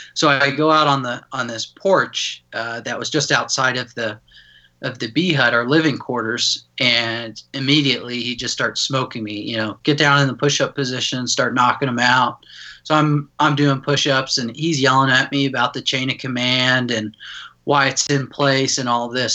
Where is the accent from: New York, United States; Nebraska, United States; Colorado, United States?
Colorado, United States; Denver; born and raised in Denver, Colorado